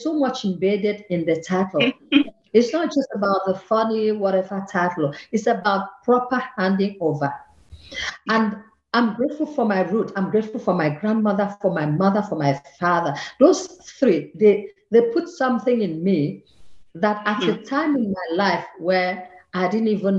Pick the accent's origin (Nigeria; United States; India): Nigeria; Akwa Ibom; moved away as an adult; also born or lived in Lagos, Nigeria / Cornwall, England; now in Vienna, Austria; I come from Akwa Ibom, that's in the southern part of Nigeria. And they took me to Lagos